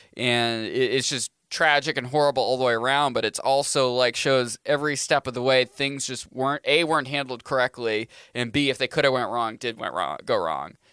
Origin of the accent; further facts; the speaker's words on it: Maine, United States; moved away as an adult; now in New Hampshire, United States; I'm a Mainer. It's like, I grew up in Maine